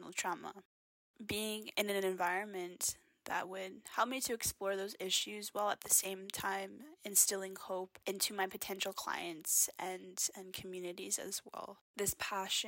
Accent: Kainai First Nation, southern Alberta, Canada; I'm Blackfoot from the Kainai First Nation, which is located in Treaty 7 territory in southern Alberta

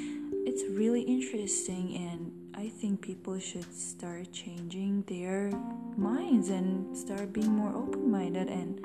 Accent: Tajikistan; I was born in Tajikistan, 23 years ago.

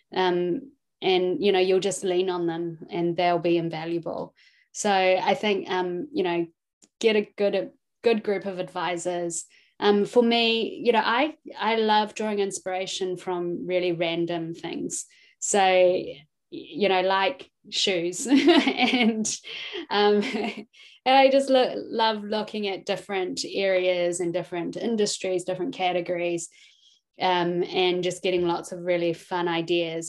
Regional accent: New Zealand; also born or lived in Hong Kong; I was born in Hong Kong um, and we moved to New Zealand when I was about two years old

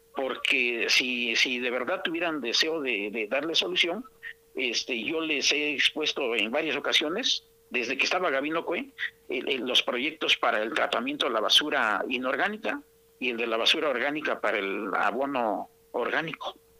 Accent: Oaxaca, Mexico; yo viví en mi niñez allí por Montoya por la colonia Casablanca

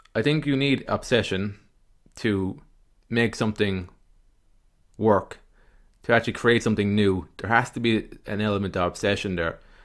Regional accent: Ireland; accent: Irish; my Irish kind of accent

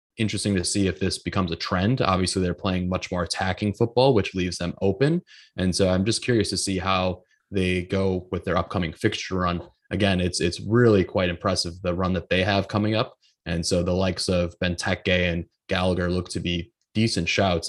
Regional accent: Grafton, Wisconsin, United States; He's from my hometown

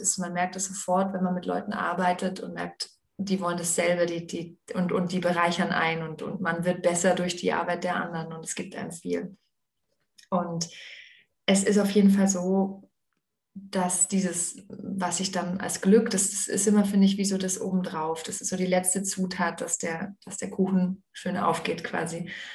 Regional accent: Aalen, Baden-Württemberg, Germany; Ich bin eben ja in Aalen aufgewachsen

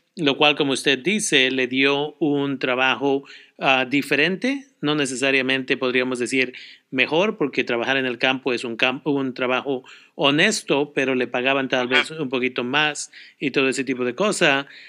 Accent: Oaxaca, Mexico; moved away; yo también siendo ah, oaxaqueño

